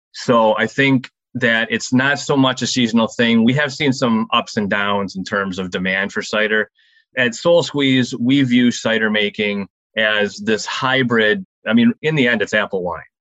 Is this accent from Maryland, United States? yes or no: no; Saginaw, Michigan, United States; we're from out of the area. We're from Saginaw Lake